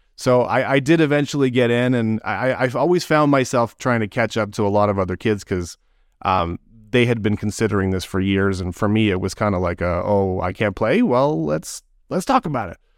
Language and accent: English; Toronto, Ontario, Canada; I was born in Scarborough. I, I grew up in Toronto.